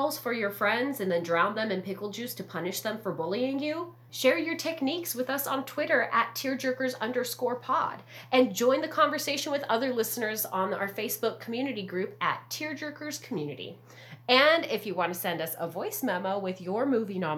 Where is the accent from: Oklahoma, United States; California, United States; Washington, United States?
California, United States; Southern; growing up in Southern California